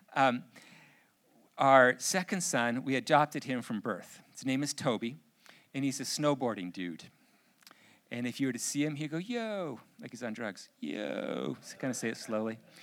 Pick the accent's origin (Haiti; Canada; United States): Canada; I'm too Canadian